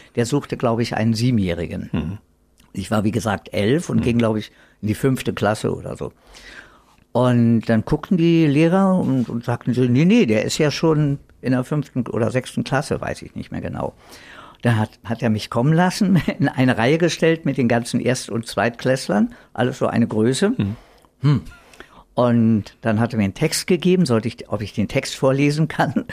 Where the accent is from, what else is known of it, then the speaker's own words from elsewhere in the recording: Berlin, Germany; accent: Berlin dialect; also born or lived in Madrid, Spain; ich bin dann praktisch hier im alten Westberlin als Westberliner groß geworden